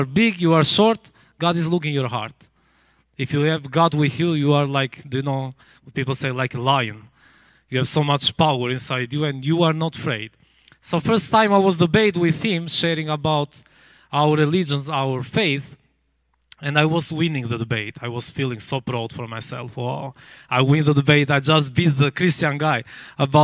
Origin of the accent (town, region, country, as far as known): Albania; English is a second language